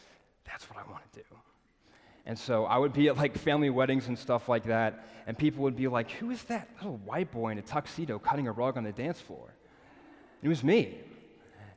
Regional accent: Nashville, Tennessee, United States; moved away as an adult; also born or lived in Birmingham, Alabama; I'm from Nashville

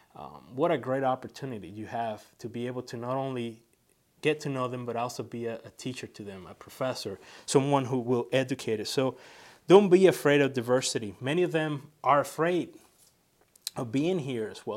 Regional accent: San Juan, Puerto Rico; also born or lived in Cuba (ancestry); now in United States; I was born in San Juan, Puerto Rico, from, uh, par-, Cuban parents who came here to the, uh, States in the nineteen sixties

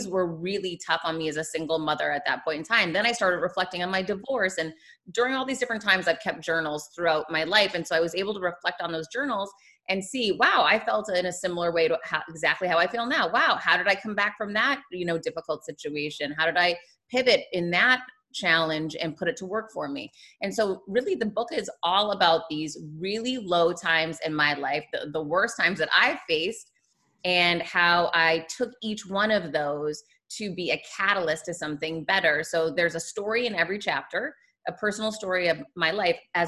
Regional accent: Worcester, Massachusetts, United States; moved away as an adult; also born or lived in Michigan / Florida; now in Miami, United States; I grew up in Worcester, Massachusetts

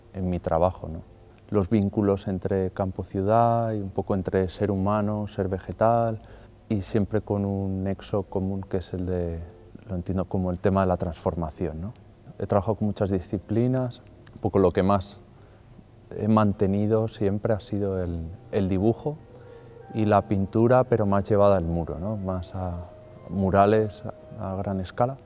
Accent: Madrid, Community of Madrid, Spain; moved away as an adult; also born or lived in Barcelona / Colombia; now in Asturias, Spain; soy de Madrid

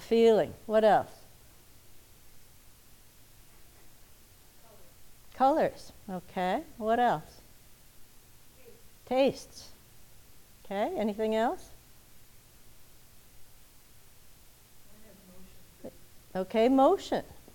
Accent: Minnesota, United States; I grew up in Minnesota

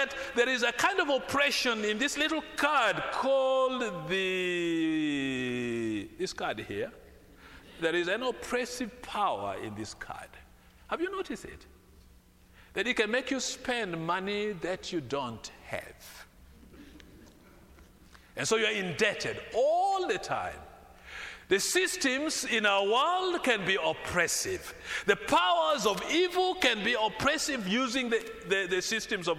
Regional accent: Kampala, Central Region, Uganda; The Kampala city where I come from

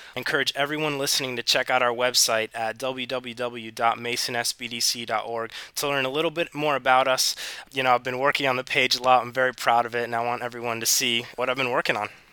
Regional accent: Hilton Head, South Carolina, United States; also born or lived in Puerto Rico; I was born in Puerto Rico, but I spent most of my time growing up in Hilton Head, uh, South Carolina.

